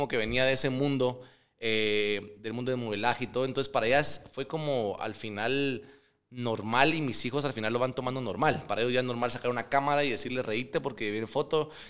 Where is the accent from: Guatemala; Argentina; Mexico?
Guatemala; que soy más chapín que el pollo de Guate.